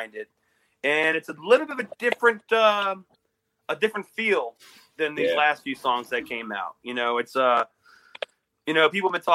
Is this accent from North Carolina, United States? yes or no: no; Louisiana, United States; I'm from Louisiana